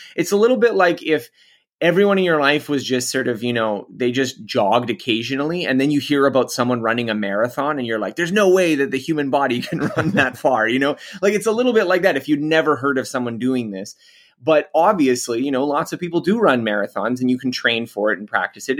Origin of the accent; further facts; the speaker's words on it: Canada; I'm Canadian, so I'm not American